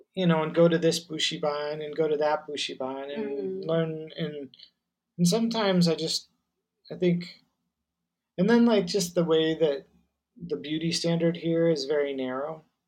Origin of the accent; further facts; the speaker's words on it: United States; first language English; moved away as an adult; now in Taiwan; I'm an American and I grew up there